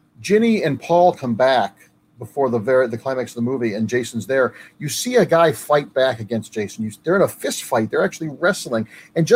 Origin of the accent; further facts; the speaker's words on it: Ohio, United States; as a kid growing up in Ohio